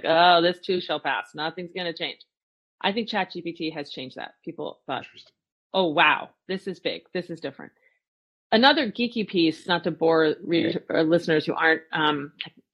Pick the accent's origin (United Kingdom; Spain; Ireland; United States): United States; New Jersey; I grew up in New Jersey.